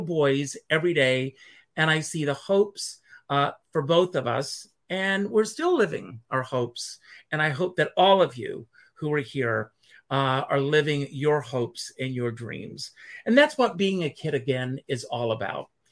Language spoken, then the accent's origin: English; Conway, South Carolina, United States; my hometown of Conway, South Carolina.